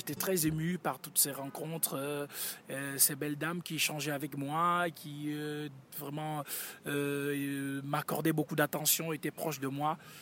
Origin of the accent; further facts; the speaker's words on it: Douala, Littoral, Cameroon; moved away; Je viens de Douala.